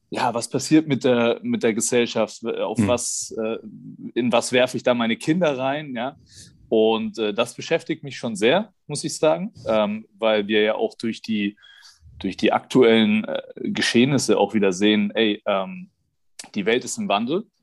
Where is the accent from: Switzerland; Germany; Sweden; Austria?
Germany; Davor hat man ja ähm, als ja, äh, äh, Deutscher, der vielleicht so ein bisschen auch in seiner Blase lebt